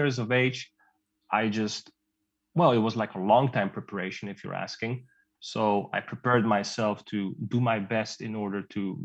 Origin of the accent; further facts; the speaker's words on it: Netherlands; I was born and raised in Holland.